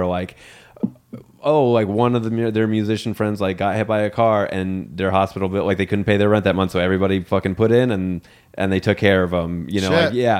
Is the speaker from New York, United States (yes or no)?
yes; New York City, New York, United States; I grew up in Staten Island, New York, which gets shit on a lot for appropriate reasons.